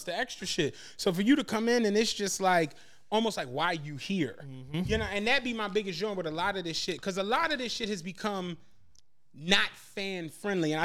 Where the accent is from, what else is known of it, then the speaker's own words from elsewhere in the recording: Philadelphia, Pennsylvania, United States; I'm from Philadelphia